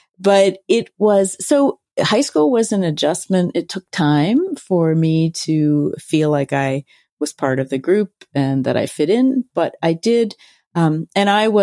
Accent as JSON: {"language": "English", "town": "Philadelphia", "region": "Pennsylvania", "country": "United States", "tie": "born or raised there", "said": "I grew up in Center City, Philadelphia"}